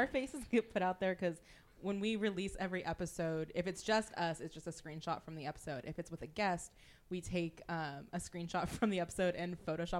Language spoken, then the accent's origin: English; California, United States; I'm from California